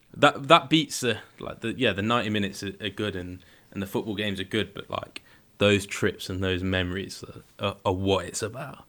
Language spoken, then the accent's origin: English; Leicestershire, East Midlands, United Kingdom; I'm from Leicestershire